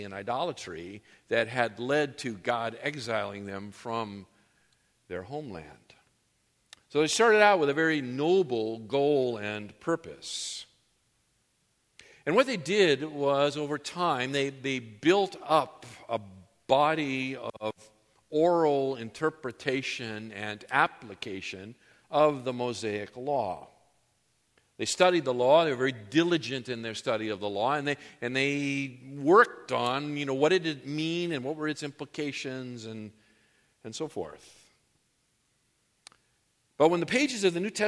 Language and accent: English; New England, United States; now in Southern California, United States; When I grew up in New England